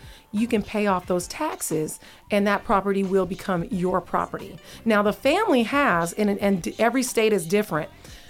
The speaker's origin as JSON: {"language": "English", "region": "Texas", "country": "United States", "tie": "born or raised there", "also_born_or_lived": "Seattle, Washington", "said": "And so I'm from Texas. My listeners know, I always tell them, you know, I was born in Seattle, Washington, home of Kenny G. But I was raised in Texas, you know, home of JT."}